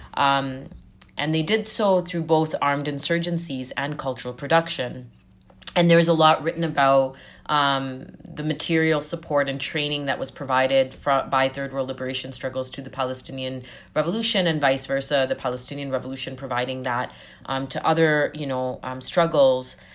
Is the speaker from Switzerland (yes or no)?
no; Zambia; now in Canada; I was born and raised in Southern Africa and Zambia, uh, during the height of the anti-apartheid struggle